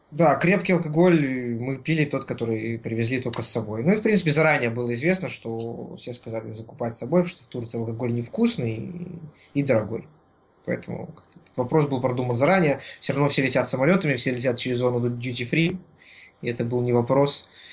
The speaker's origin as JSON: {"language": "Russian", "country": "Belarus", "said": "мы белорусы со своей национальной валютой доллар"}